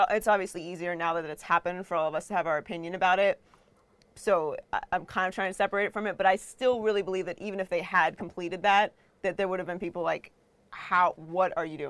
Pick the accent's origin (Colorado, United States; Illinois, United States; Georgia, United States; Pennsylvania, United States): Pennsylvania, United States; Pittsburgh; Well, I grew up in Pittsburgh, so right.